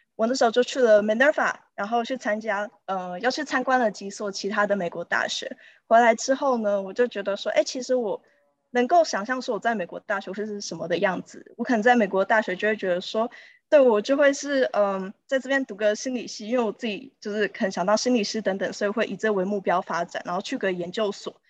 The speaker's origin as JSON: {"language": "Chinese", "country": "Taiwan", "tie": "born or raised there", "also_born_or_lived": "San Francisco, United States", "moved": "as an adult", "lives_now": "London, United Kingdom", "said": "我从出生到高中都是读台湾的体制的"}